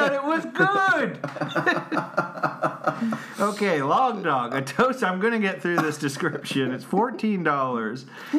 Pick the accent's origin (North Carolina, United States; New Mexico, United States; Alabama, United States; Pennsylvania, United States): New Mexico, United States; Albuquerque; I'm from Albuquerque, I think.